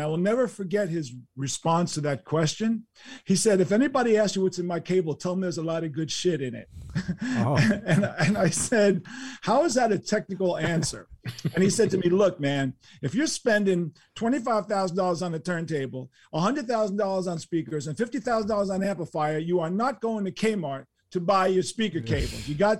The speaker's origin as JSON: {"language": "English", "town": "New York City", "region": "New York", "country": "United States", "tie": "born or raised there", "said": "But I do believe that living in New York City, growing up in New York City, getting to the speed of New York City"}